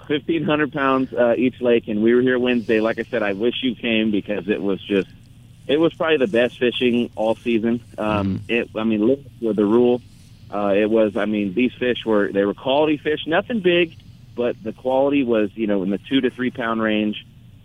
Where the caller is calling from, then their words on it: Mountain Lakes, California, United States; I'm in the beautiful area of Mountain Lakes.